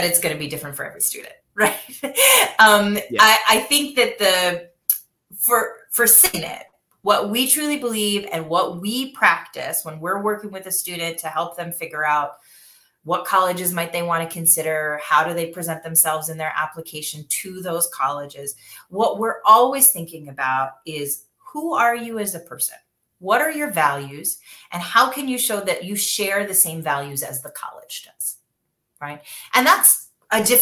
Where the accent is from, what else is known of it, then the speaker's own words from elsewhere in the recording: Michigan, United States; I grew up in Michigan